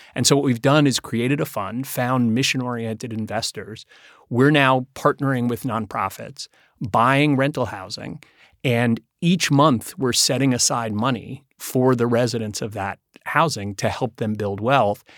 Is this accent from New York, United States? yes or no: yes; New York City, New York, United States; I grew up here in New York City